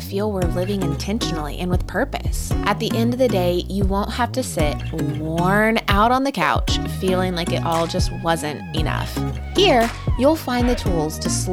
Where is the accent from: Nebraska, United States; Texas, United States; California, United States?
Texas, United States; College Station; right here in my hometown of College Station, at Texas A&M